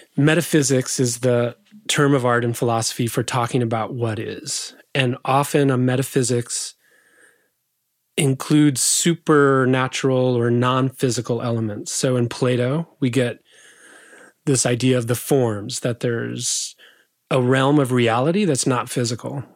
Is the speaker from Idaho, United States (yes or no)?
yes; southwest Idaho, United States; moved away; I grew up in a little farm town in southwest Idaho